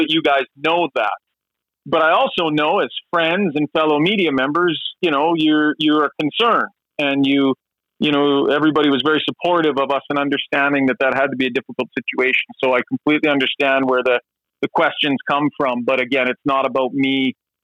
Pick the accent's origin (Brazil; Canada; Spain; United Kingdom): Canada; also born or lived in Edmonton, Alberta / Prince George, British Columbia / Sherwood Park, Alberta / Kamloops, British Columbia; I was born in Edmonton, but I actually spent 10 years in Prince George